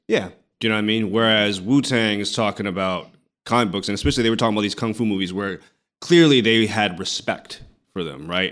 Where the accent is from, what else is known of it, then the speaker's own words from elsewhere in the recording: San Francisco, California, United States; I'm, I'm from San Francisco